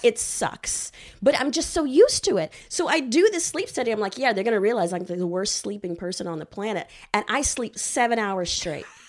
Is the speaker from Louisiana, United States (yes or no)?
no; Houston, Texas, United States; moved away as an adult; also born or lived in Los Angeles; I'm originally from Houston, Texas